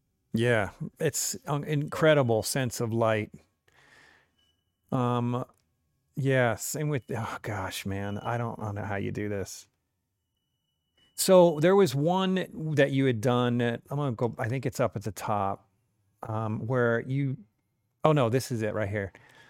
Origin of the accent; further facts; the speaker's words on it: the East, United States; I grew up in the East.